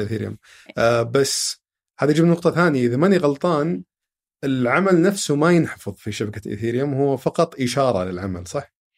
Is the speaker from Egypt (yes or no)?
no; Saudi Arabia; عندنا في السعوديه